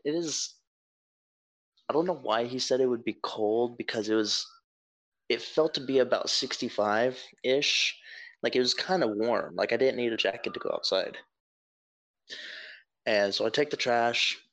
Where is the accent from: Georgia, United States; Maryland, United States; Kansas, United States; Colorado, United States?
Georgia, United States; North; I'm from Georgia, North Georgia, up at the base hills of what I assume would be the Appalachian region